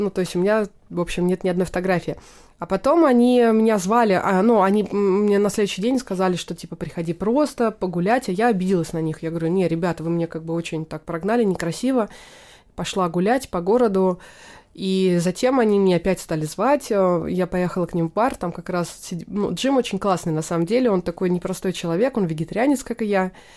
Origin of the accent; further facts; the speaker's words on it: Naberezhnye Chelny, Tatarstan, Russia; moved away; Я родилась в Татарстане, в городе Набережные Челны